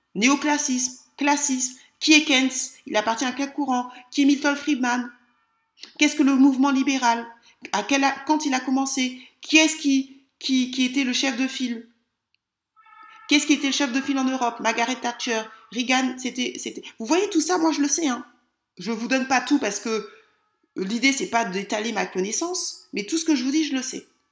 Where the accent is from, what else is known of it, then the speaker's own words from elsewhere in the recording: France; moi je suis française